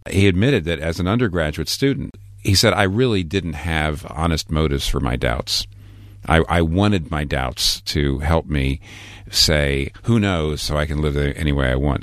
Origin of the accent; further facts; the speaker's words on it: United States; also born or lived in Manhattan, New York; I'm an American pastor in a place like Manhattan, where I've been for twenty-one years.